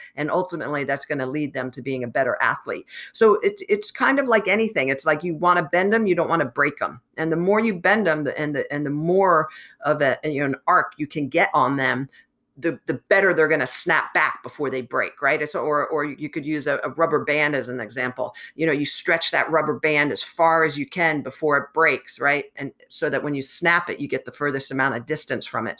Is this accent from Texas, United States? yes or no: no; New Jersey, United States; I grew up in New Jersey